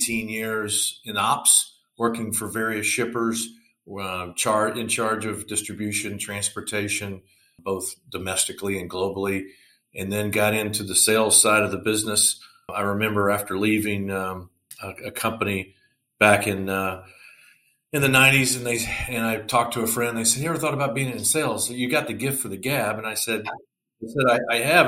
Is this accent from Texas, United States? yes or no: yes; Plano, Texas, United States; I grew up in the Dallas-Fort Worth, Texas area, Plano to be exact.